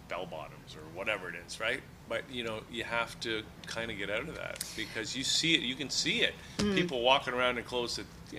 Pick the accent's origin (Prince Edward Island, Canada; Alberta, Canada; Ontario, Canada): Ontario, Canada; Toronto; Because we're from Toronto.